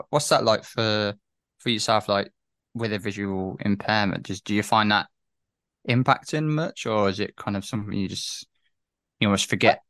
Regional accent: Coventry, West Midlands, United Kingdom; growing up in Coventry myself

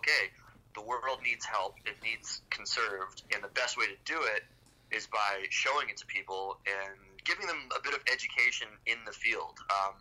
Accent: Florida, United States; moved away as an adult; now in Boulder, United States; I was born and raised in Florida

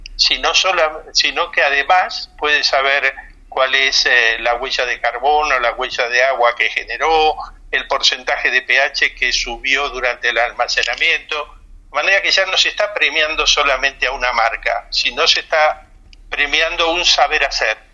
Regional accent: Argentina; now in Spain; también soy argentino

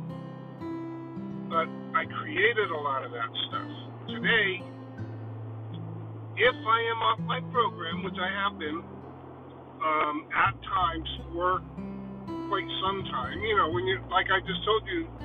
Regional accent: Connecticut, United States; I'm from Connecticut, so if you don't know Connecticut is one of the richest states

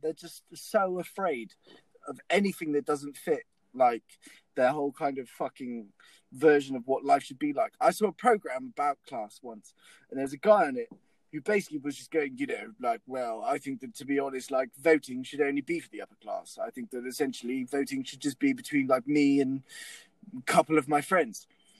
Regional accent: Bristol, South West England, United Kingdom; I grew up in South Mead.

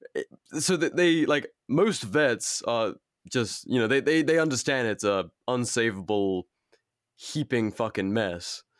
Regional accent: United States; as an American

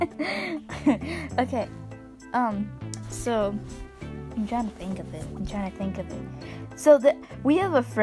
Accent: Midwest, United States; We're from the Midwest, and we say ope

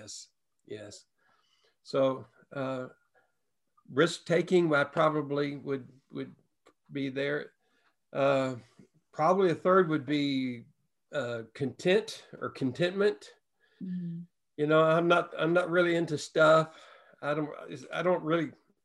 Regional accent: the Bible Belt, United States; moved away as an adult; also born or lived in Washington State / San Francisco area; we grew up in the Bible Belt, lived in the Bible Belt, but we left the Bible Belt and moved to the West Coast

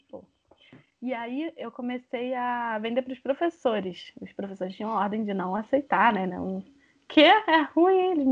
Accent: Brazil; Porque a gente é brasileira. Então eu falo … porque eu sou brasileira.

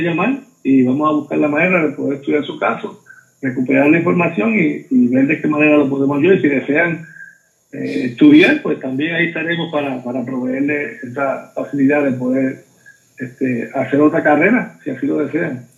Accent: Mayagüez, Puerto Rico; yo me crié, obviamente, soy nacido en Mayagüez

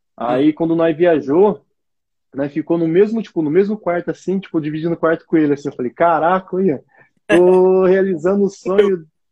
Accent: Marília, São Paulo, Brazil; sou aqui do interior de São Paulo, Marília

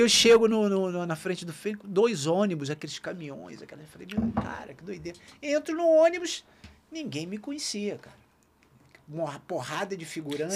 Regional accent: Niterói, Rio de Janeiro, Brazil; eu nasci em Niterói, nunca saí de Niterói

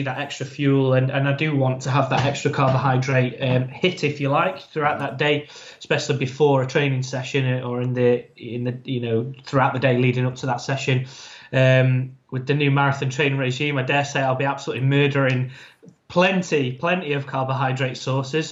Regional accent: Ireland; I'm an Irish man, so there's a saying in my family

